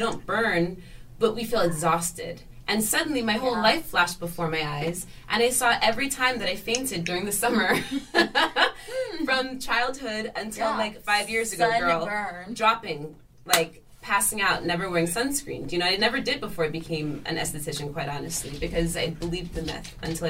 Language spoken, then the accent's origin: English; United States; I grew up on the Delaware River, and so we were always in the sun. I grew up in the country, girl. We were always in the sun.